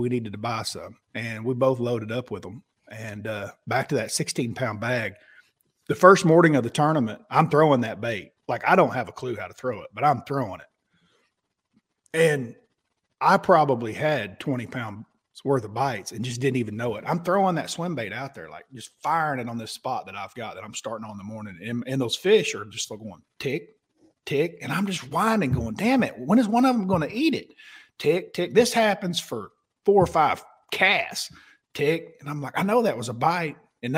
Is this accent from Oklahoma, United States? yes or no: yes; Oklahoma, United States; I was from Oklahoma.